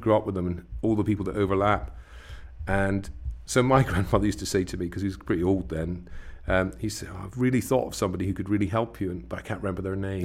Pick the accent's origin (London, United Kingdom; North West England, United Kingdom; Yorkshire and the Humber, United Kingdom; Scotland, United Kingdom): Scotland, United Kingdom; West Coast of; I grew up on the West Coast of Scotland